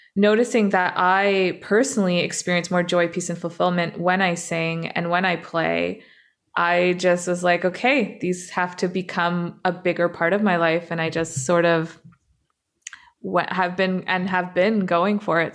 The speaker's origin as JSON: {"language": "English", "town": "Toronto", "region": "Ontario", "country": "Canada", "tie": "born or raised there", "also_born_or_lived": "Dubai", "lives_now": "Vancouver, Canada", "said": "when I was six, um, my family immigrated to, to Canada, to Toronto"}